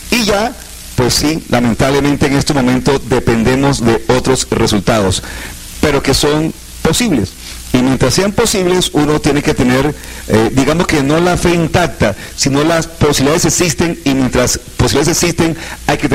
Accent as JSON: {"language": "Spanish", "country": "Colombia", "said": "como cualquier colombiano aficionado al fútbol"}